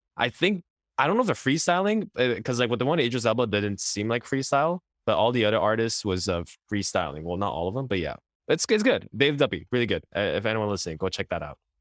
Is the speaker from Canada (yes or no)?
yes; Quebec, Canada; we grew up in Quebec